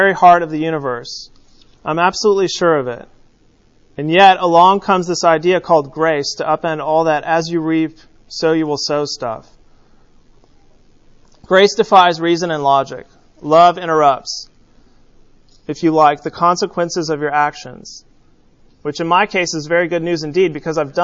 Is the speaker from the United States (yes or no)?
yes; California, United States; When I was growing up in California